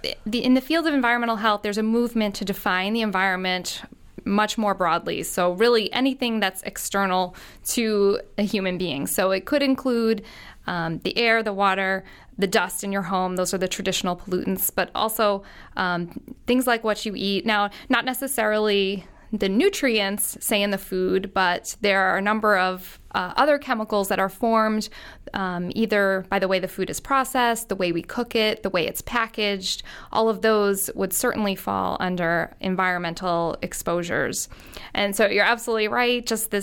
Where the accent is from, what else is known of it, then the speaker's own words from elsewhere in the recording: Long Island, New York, United States; Well, I grew up in Long Island, New York, just across the sound here. And I grew up in the 70s, 80s, and 90s.